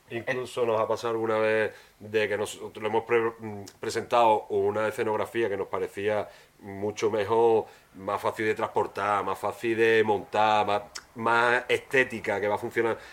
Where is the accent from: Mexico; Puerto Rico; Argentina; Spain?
Spain; Huelva, Andalusia; te tengo que decir también mi barrio, yo soy del Huerto Paco